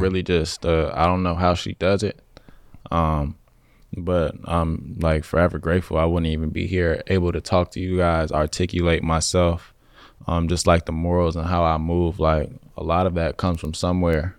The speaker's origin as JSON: {"language": "English", "town": "Chicago", "region": "Illinois", "country": "United States", "tie": "born or raised there", "moved": "as an adult", "lives_now": "Los Angeles, United States", "said": "growing up in Chicago or any, like, surrounding area"}